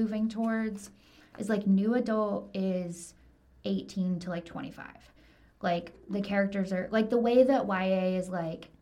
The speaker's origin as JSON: {"language": "English", "region": "the South", "country": "United States", "tie": "born or raised there", "said": "I grew up in the South in like a very like evangelical Christian household"}